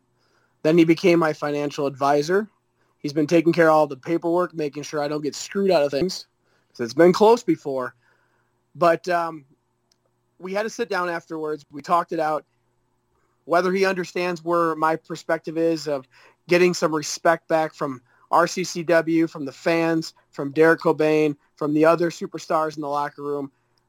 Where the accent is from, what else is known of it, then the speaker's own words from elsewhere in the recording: Galesville, Wisconsin, United States; But then you come to my hometown, and they love me here. So Galesville, it's one of those in-between.